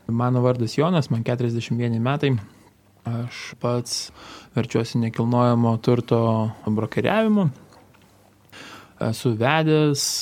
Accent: Kupiškis District, Panevėžys County, Lithuania; Mano vaikystė, sakysim, prabėgo Kupiškio rajone. Ir augome, tikrai eidavom ir į bažnyčią sekmadieniais būdavom.

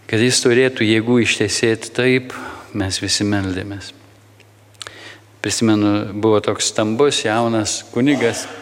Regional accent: Lithuania; mes, lietuviai

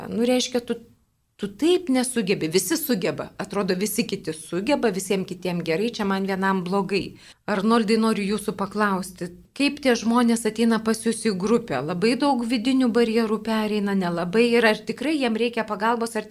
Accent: Lithuania

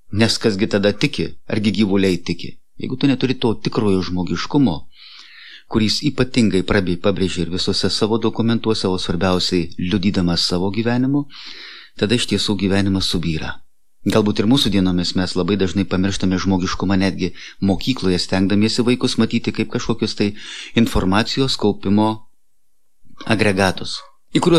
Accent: Lithuania; mes, lietuviai

